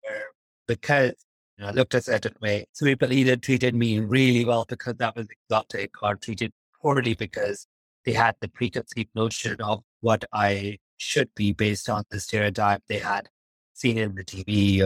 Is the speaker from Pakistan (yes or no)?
yes; Pakistan; now in United Kingdom; I grew up in Pakistan